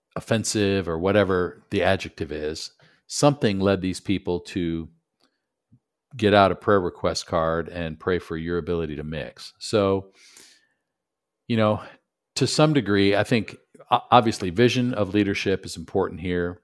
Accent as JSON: {"language": "English", "town": "Buffalo", "region": "New York", "country": "United States", "tie": "born or raised there", "also_born_or_lived": "Michigan / Knoxville", "moved": "yes", "said": "growing up in Buffalo, went to school in Michigan"}